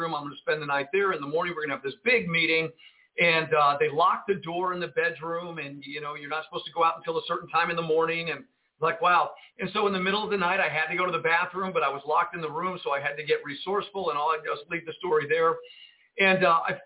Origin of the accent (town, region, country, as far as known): United States